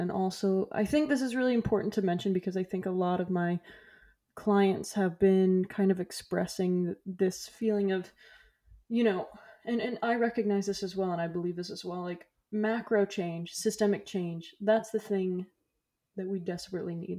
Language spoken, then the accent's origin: English; Florida, United States; moved away; I'm from Florida